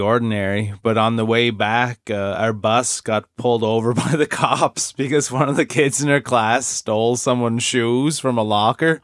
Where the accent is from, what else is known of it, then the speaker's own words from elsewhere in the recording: Cape Breton, Nova Scotia, Canada; growing up in Cape Breton